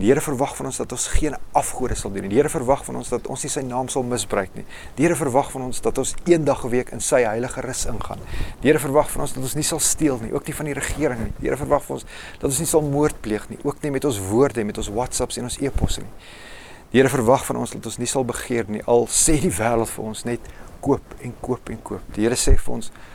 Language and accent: Afrikaans; Roodepoort, Gauteng, South Africa; also born or lived in Rustenburg; Ek het skole geskuif. Ons het van Rustenburg af Roodepoort toe getrek